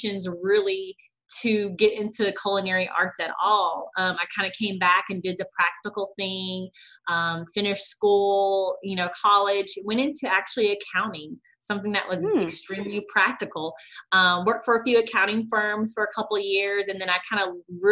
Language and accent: English; Little Rock, Arkansas, United States; also born or lived in United Kingdom; I'm born and raised in Little Rock, Arkansas